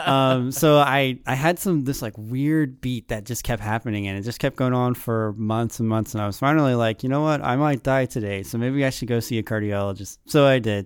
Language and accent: English; Saraland, Alabama, United States; moved away as an adult; now in Auburn, United States; I'm from Sareland